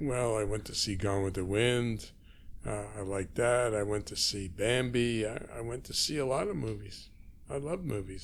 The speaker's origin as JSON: {"language": "English", "town": "Toronto", "region": "Ontario", "country": "Canada", "tie": "born or raised there", "said": "I was born on Markham Street, Markham and Harvard, in a house owned by the Firestones"}